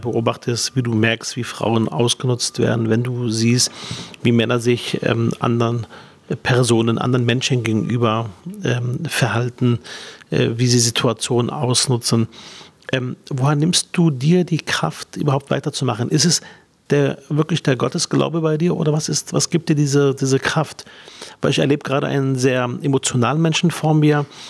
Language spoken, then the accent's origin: German; Berlin, Germany; Ich bin Berliner Sozialdemokrat, 41 Jahre alt, verheiratet und Papa von zwei Kindern. Seit meinem fünften Lebensjahr lebe ich in Berlin